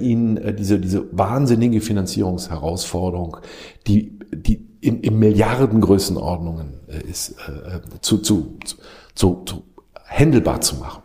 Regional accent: Rhineland, Germany; now in India; als Rheinländer in Deutschland

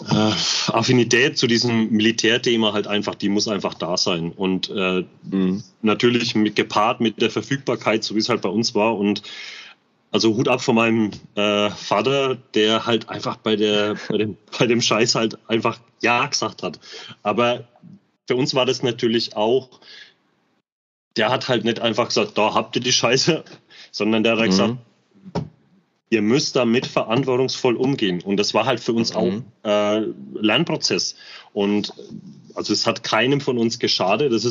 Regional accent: Bamberg, Bavaria, Germany; und vor allem, das, wir sind halt damit aufgewachsen. Bei uns in Bamberg waren die.

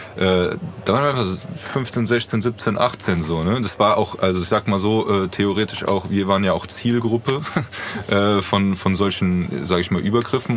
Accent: Frankfurt, Hesse, Germany; born or raised there

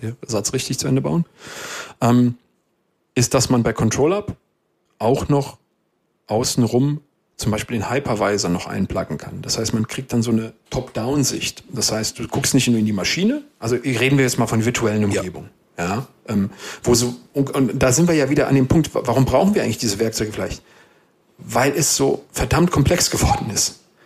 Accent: Westerwald, Rhineland-Palatinate, Germany; was gibst du, was hast du, sagt man bei uns im Westerwald.

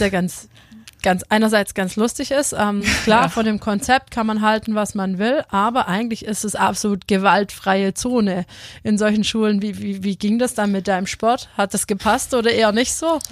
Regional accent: Paris, Île-de-France, France; in meiner Geburtsstadt in Paris

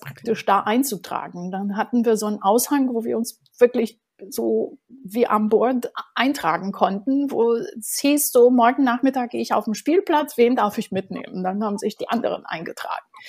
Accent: Bucharest, Romania; German is a second language; now in Berlin, Germany; Ich bin in Bukarest geboren

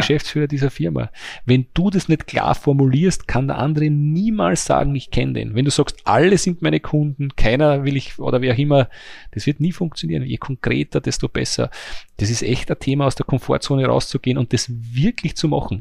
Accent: Mannersdorf am Leithagebirge, Lower Austria, Austria; ich bin nur ein kleines Licht aus Mannersdorf am Leitergebirge

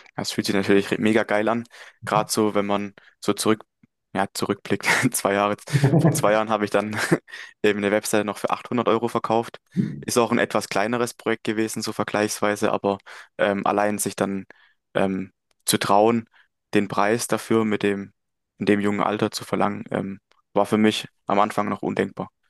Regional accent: Möckmühl, Baden-Württemberg, Germany; komme aus Mückmühl, das ist in der Nähe von Heilbronn

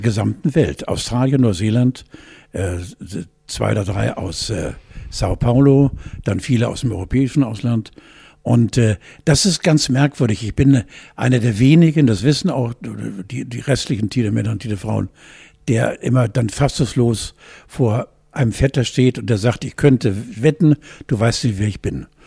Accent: West Germany, Germany; also born or lived in Hamburg; wir Westis

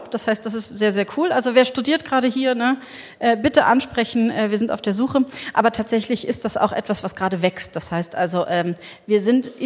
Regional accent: Berlin, Germany; Also ähm, ich bin mit 18 in Berlin. Ich komme aus Berlin und da bin ich so mit 18 in den CCC so rein diffundiert.

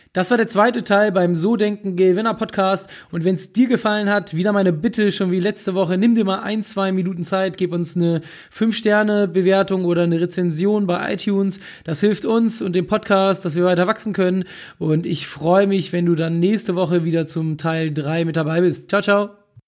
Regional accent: Hamburg, Germany; ich komme aus Hamburg

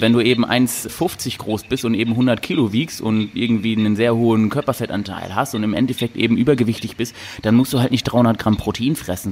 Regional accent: Cologne-Düsseldorf region, North Rhine-Westphalia, Germany; Also wir kommen ja hier aus der Region Köln-Düsseldorf

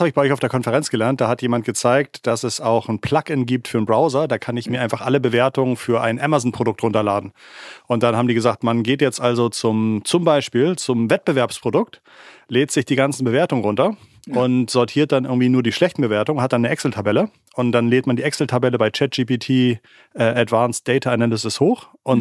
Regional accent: Hamburg, Germany; als Hamburger

